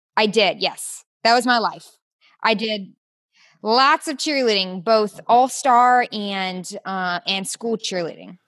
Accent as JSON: {"language": "English", "town": "Peachtree City", "region": "Georgia", "country": "United States", "tie": "born or raised there", "also_born_or_lived": "Orlando, Florida / Athens, Georgia / South Carolina", "moved": "as an adult", "lives_now": "Houston, United States", "said": "I grew up in Peachtree City, Georgia"}